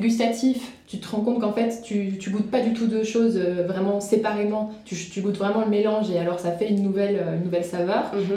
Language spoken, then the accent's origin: French; France; en tant que bonne française